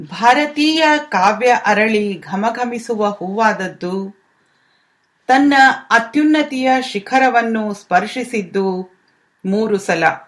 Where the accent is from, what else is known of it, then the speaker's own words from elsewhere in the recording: land of Basavanna, Karnataka, India; now in London, United Kingdom; ನಾನು ಬಸವನ ನಾಡಿನವಳು ಅನ್ನೋ ಹೆಮ್ಮೆ ನಂದು